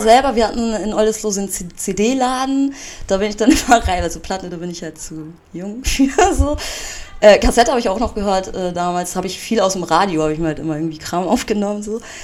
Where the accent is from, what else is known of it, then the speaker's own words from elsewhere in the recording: Bad Oldesloe, Schleswig-Holstein, Germany; now in Hamburg, Germany; ich komme ja ähm, ursprünglich aus Bad Oldesloe